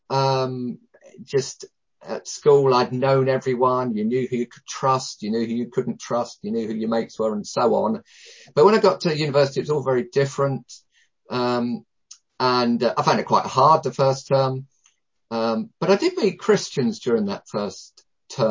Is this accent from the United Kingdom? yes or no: yes; down south near London, South East England, United Kingdom; now in Loughborough, United Kingdom; I grew up down south near London